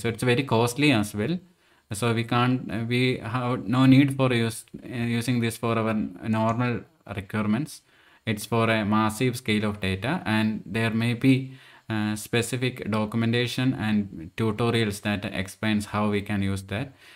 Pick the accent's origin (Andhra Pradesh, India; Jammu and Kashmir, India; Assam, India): Andhra Pradesh, India; my hometown as well, Andhra Pradesh.